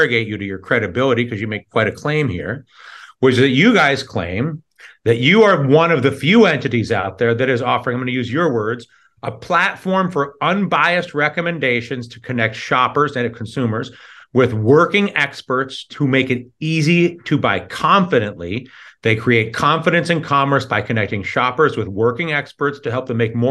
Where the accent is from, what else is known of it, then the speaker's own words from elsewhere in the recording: New York, United States; I'm from New York